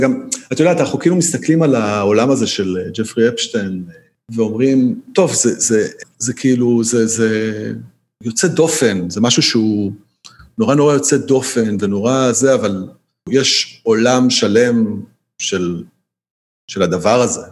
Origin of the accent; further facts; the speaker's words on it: Israel; אנחנו כישראלים